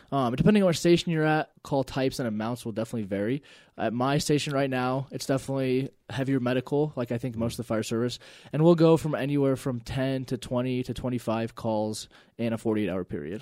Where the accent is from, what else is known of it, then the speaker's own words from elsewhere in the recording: Elizabeth, Colorado, United States; I grew up in Elizabeth